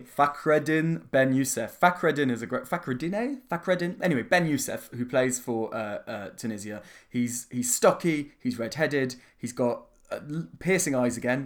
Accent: London, United Kingdom; I was born in nineteen eighty-six in the Middlesex Hospitals.

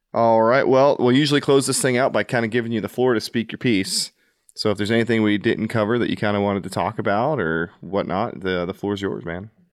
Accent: the South, United States; moved away; I grew up in the South

